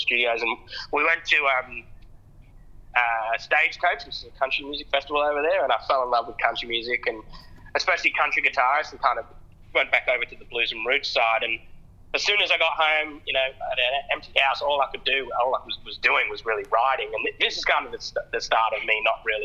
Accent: England, United Kingdom; also born or lived in Adelaide, Australia / Sydney, Australia; now in Australia; I moved from England

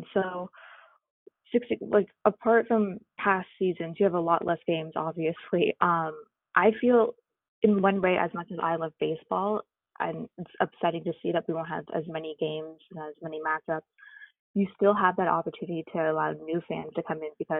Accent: Toronto, Ontario, Canada; growing up in Toronto

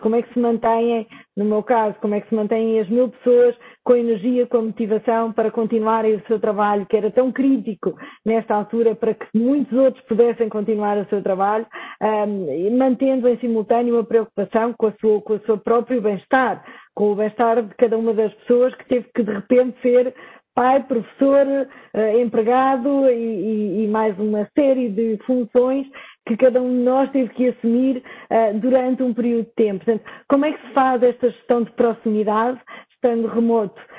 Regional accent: Portugal

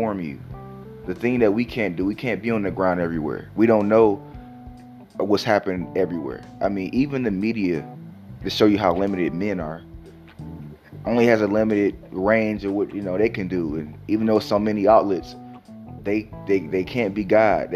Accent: Detroit, Michigan, United States; I'm from Detroit

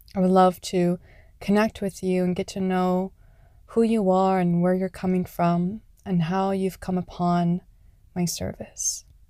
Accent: Canada; Canada, my home country

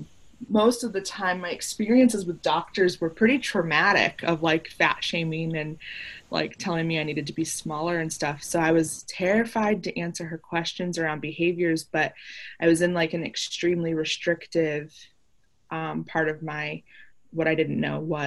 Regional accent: Chicago, Illinois, United States; I grew up in Chicago, so I'm like a big Chicago fan

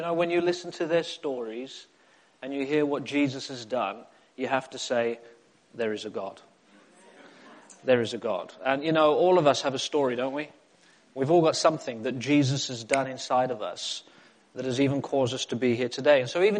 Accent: England, United Kingdom; also born or lived in South Africa; And I spent a chunk of my life in South Africa growing up as a boy. I am British. Hallelujah. But I did go to South Africa when I was a boy, and I grew up and I came to England right before my teenage years.

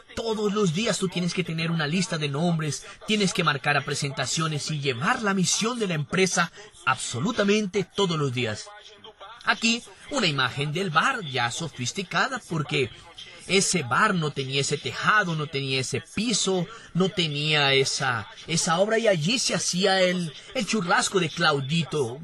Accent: Rio de Janeiro, Brazil; Fui nací y crecí en Bangú, el barrio más caliente de Río de Janeiro

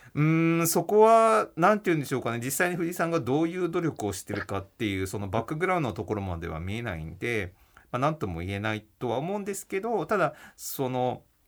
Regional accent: Hachioji, Tokyo, Japan; also born or lived in Tokorozawa, Saitama; 埼玉県の所沢市っていうところで生まれたんですけど、あの、まあ、幼稚園かの時からはですね、あの、八王子市というところで、まあ、引っ越しまして

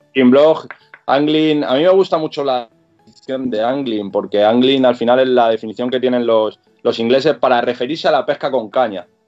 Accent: Madrid, Community of Madrid, Spain; now in Getafe, Spain; yo soy, yo soy de Vallecas, ahora vivo en Getafe, en Madrid, pero, pero soy de, de aquella zona

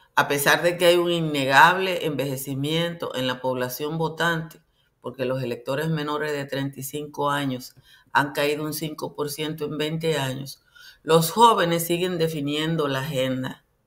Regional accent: Nizao, Peravia, Dominican Republic; la sindicatura de Nizao, que es mi pueblo

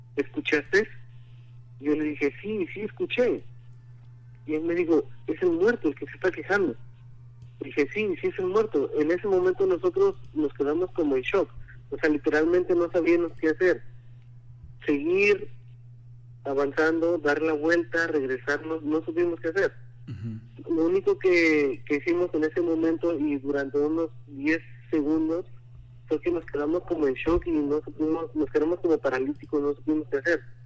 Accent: Puebla, Mexico; now in Connecticut, United States; Yo soy de, de la ciudad de, Puebla

